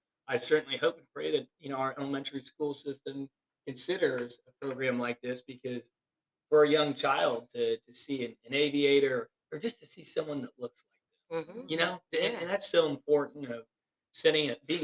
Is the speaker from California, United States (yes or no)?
no; Terre Haute, Indiana, United States; born or raised there